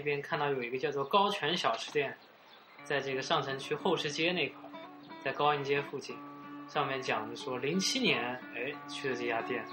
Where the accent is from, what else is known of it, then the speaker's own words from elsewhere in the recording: Hangzhou, Zhejiang, China; 以前小时候在吴山路上